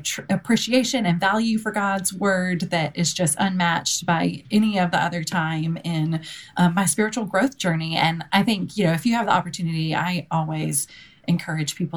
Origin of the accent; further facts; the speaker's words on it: Lexington, Kentucky, United States; moved away as an adult; also born or lived in Birmingham, Alabama / Dallas, Texas; I am originally from Lexington, Kentucky